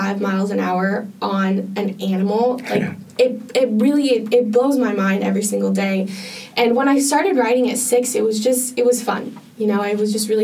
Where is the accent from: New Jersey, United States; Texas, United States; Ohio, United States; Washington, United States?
Washington, United States; Spokane; moved away as an adult; now in Santa Barbara, United States; there actually is a polo club in my hometown of Spokane, Washington